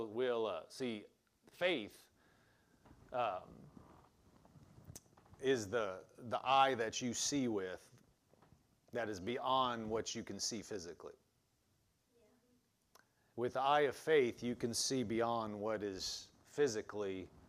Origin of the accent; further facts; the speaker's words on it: eastern Nebraska, United States; moved away; I was from eastern Nebraska, so all Omaha's all the way on the east side.